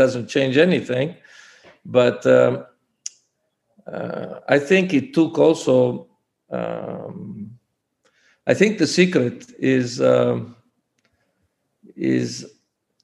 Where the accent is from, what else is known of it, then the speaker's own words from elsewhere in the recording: Forlì, Emilia-Romagna, Italy; moved away as an adult; also born or lived in Treviso / Istanbul; Forlì, my hometown